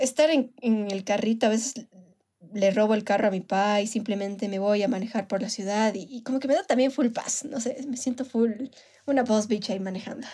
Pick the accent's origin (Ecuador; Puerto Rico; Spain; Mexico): Ecuador; Manabí; moved away; soy de Manabí y obviamente iba, qué, sé yo, cada cierto tiempo a visitar a mi familia allá